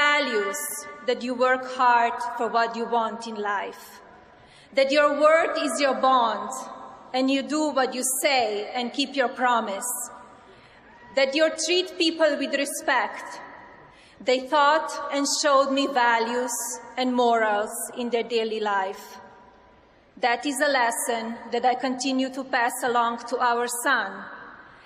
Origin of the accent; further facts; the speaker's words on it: Slovenia; now in United States; I was born in Slovenia, a small, beautiful, and then communist country in Central Europe.